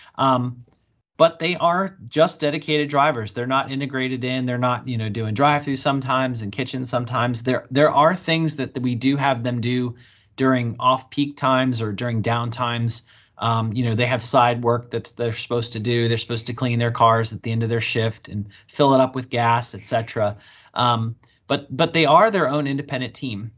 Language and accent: English; Bowie, Maryland, United States; my hometown where I grew up here in Bowie, Maryland